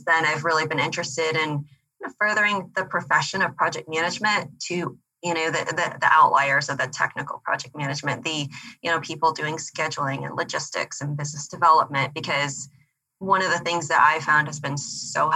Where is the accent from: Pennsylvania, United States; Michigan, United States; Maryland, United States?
Michigan, United States; moved away as an adult; also born or lived in Dubai; I'm from Michigan, but I first became interested in project management when I was working overseas in Dubai.